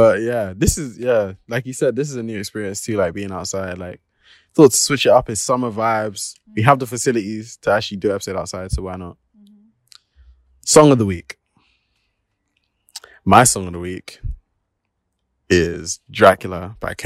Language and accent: English; United Kingdom; I'm just British, mate.